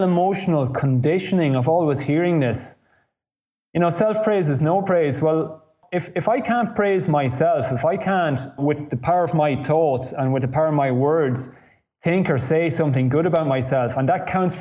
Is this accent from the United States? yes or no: no; Ireland; moved away as an adult; also born or lived in Italy; growing up in Ireland